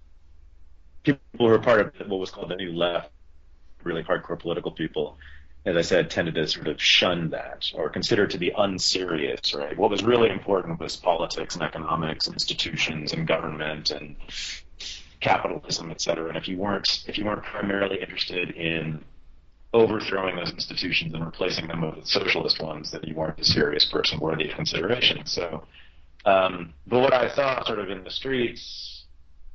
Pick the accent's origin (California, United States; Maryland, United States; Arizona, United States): California, United States; Berkeley; also born or lived in Ohio / New York City; growing up in Berkeley in the 1970s and 80s